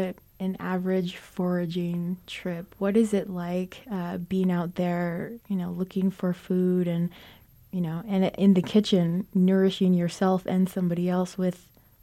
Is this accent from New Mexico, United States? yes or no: yes; Crown Point, New Mexico, United States; I come from Crown Point, New Mexico. It's on the Navajo Nation, and I'm Navajo.